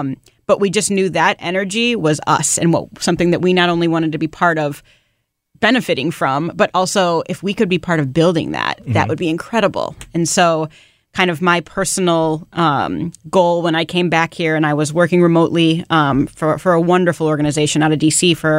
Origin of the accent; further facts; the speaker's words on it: St. Louis, Missouri, United States; moved away as an adult; also born or lived in Chicago; now in St. Louis, United States; I grew up in the St. Louis area and went to WashU for undergrad and then left and went to Chicago.